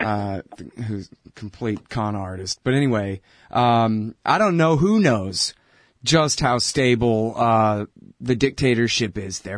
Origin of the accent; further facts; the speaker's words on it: Texas, United States; I'm from Texas.